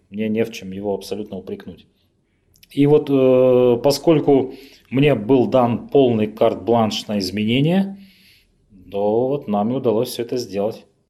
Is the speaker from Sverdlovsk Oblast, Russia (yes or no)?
yes; Revda, Sverdlovsk Oblast, Russia; moved away as an adult; also born or lived in Khanty-Mansiysk; Я, на самом деле, родился в э, Ревде, это мой родной город